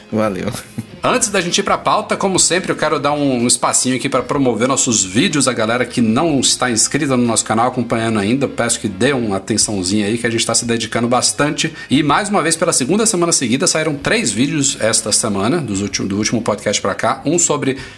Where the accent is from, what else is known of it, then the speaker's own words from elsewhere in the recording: Brasília, Federal District, Brazil; Eu sou de Brasília, aqui da.